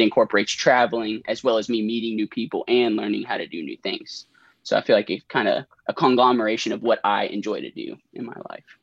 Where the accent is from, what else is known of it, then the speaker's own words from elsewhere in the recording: Elizabethtown, Kentucky, United States; now in Lexington, United States; I'm from Elizabethtown, Kentucky